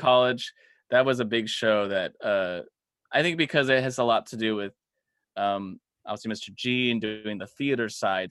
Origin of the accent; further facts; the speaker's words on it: Los Angeles County, California, United States; this small little town, uh, in L A County